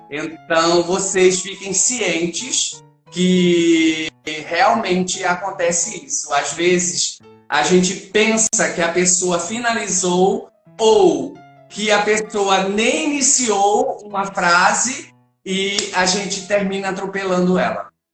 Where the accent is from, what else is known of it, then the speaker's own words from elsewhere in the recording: Pernambuco, Brazil; como eu sou pernambucano